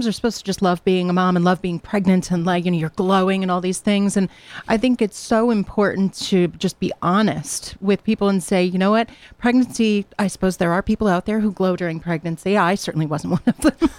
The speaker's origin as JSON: {"language": "English", "town": "Hamden", "region": "Connecticut", "country": "United States", "tie": "born or raised there", "also_born_or_lived": "New Jersey", "moved": "as an adult", "said": "I've been able to start again here at Southern in my hometown. You know, I grew up in Hamden"}